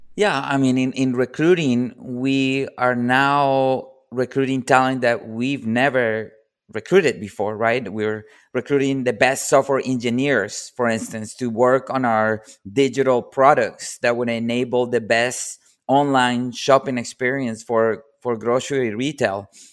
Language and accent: English; Colombia; moved away